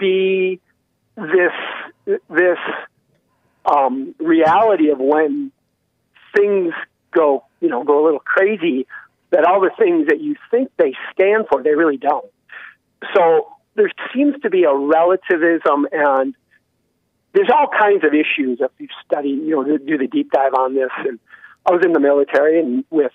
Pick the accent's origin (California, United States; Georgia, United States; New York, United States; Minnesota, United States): Minnesota, United States; Yeah, that's my home state. That's where I was born.